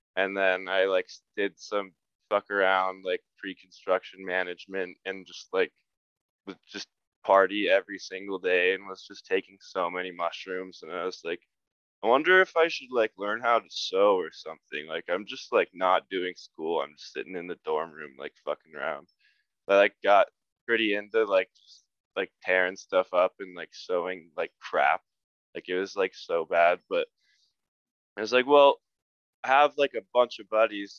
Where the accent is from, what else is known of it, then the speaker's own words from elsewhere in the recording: Highlands Ranch, Colorado, United States; now in Salt Lake City, United States; I'm from like probably like 15 minutes southwest of Denver in this town, Littleton Highlands Ranch